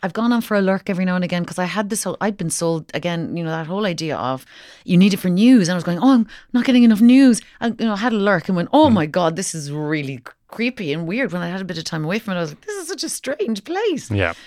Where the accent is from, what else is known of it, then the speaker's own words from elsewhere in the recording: Kinsale, Munster, Ireland; I was from I'm from Kinsale